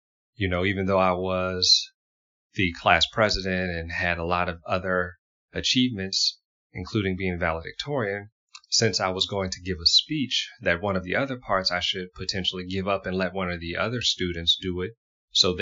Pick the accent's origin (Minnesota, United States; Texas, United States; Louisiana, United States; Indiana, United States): Louisiana, United States; Houma; growing up in Houma, Louisiana